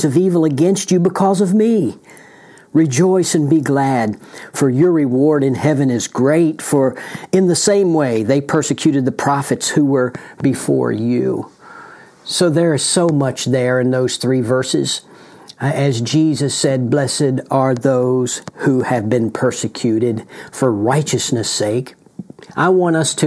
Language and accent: English; United States; right here in the United States of America, my home country.